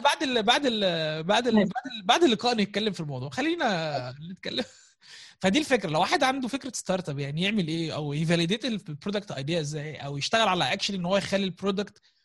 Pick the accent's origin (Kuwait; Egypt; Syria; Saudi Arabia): Egypt; Gharbia; انا من الغربيه